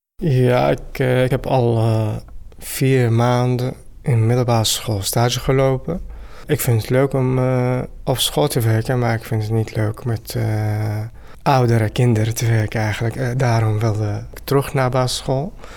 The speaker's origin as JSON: {"language": "Dutch", "country": "Syria", "second_language": "Dutch", "moved": "as an adult", "lives_now": "Netherlands"}